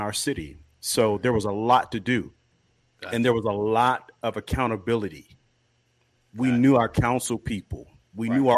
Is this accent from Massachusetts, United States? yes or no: no; Kankakee, Illinois, United States; I grew up in Kankakee, Illinois, where I spent all of my childhood, from Pampers through high school